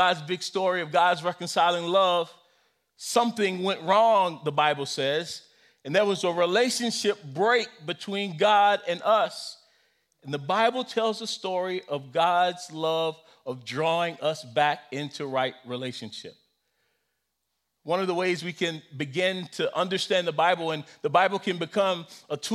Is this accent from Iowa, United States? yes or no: no; South Carolina, United States; I grew up in South Carolina, and we could not say lie, and so we had to say story